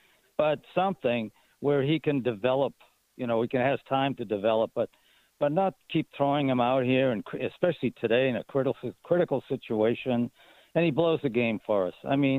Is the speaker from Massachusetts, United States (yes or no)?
yes; Boston, Massachusetts, United States; moved away; I'm from Boston, all right?